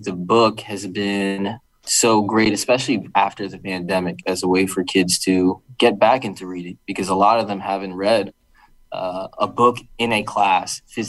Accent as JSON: {"language": "English", "town": "Bridgeport", "region": "Connecticut", "country": "United States", "tie": "born or raised there", "said": "I'm born and raised in Bridgeport, Connecticut, and I always just wanted to come back and help and learn"}